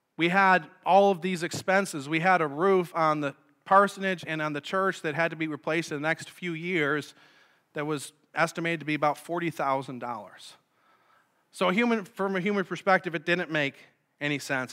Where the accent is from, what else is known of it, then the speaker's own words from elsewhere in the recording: Sanborn, New York, United States; I grew up in Sanborn, so I'm familiar with the area